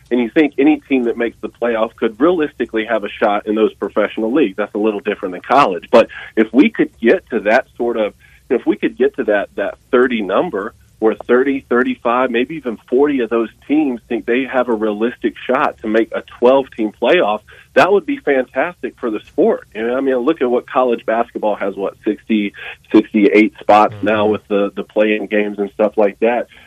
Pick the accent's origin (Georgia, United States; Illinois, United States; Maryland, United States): Georgia, United States; Statesboro; look, I come from Statesboro, Georgia, man. Don't don't ever count out a Georgia Southern fan.